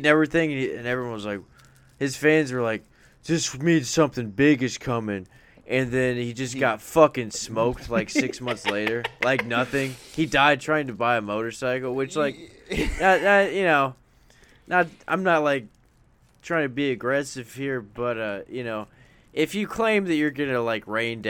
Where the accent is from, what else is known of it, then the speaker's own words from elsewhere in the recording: Chicago, Illinois, United States; I'm from Hyde Park. Okay, I'm a Chicago guy like you.